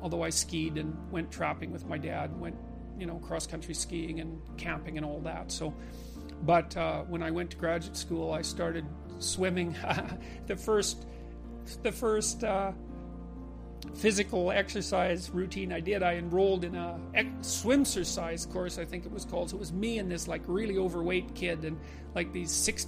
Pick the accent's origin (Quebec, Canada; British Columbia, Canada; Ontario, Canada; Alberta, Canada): Alberta, Canada; Fairview; I was from Northern Alberta, this rough little town up in Northern Alberta called Fairview